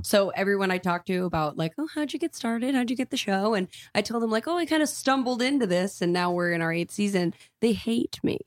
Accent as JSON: {"language": "English", "town": "Lewisville", "region": "Texas", "country": "United States", "tie": "born or raised there", "also_born_or_lived": "Dallas, Texas", "moved": "yes", "lives_now": "Los Angeles, United States", "said": "this acting school in my hometown"}